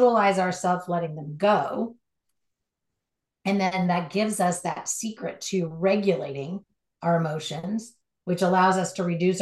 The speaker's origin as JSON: {"language": "English", "region": "Southern California", "country": "United States", "tie": "born or raised there", "said": "Born and raised in Southern California, driving on the LA freeways"}